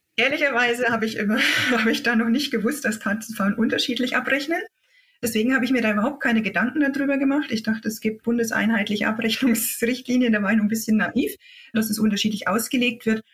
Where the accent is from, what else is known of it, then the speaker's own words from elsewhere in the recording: Upper Franconia, Bavaria, Germany; accent: Upper Franconian; also born or lived in Thuringia; Ich komme eigentlich aus Oberfranken, wie man das ein bisschen an meinem Dialekt hört